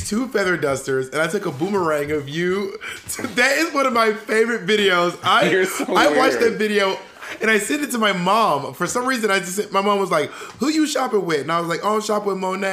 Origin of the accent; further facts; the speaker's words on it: Columbus, Georgia, United States; moved away; also born or lived in Opelika, Alabama; from Columbus, Georgia.